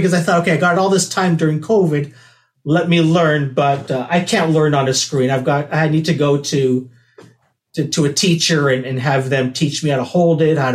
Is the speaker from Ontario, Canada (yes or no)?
yes; Toronto, Ontario, Canada; growing up in Toronto